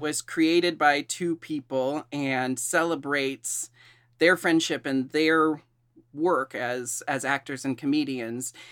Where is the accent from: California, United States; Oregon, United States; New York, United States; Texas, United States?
Oregon, United States; Portland; I was born and raised in Portland